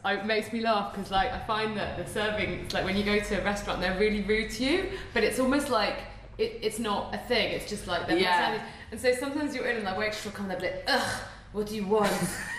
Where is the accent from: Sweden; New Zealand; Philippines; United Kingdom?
United Kingdom; We're so British.